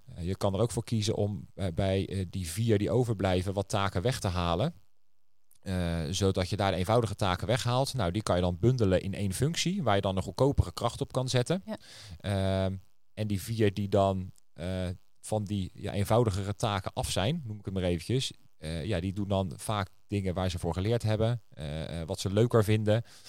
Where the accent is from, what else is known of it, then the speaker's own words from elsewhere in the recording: Netherlands; we zijn, eh, als, als Nederlanders wat dat betreft best wel een vrijgevig volk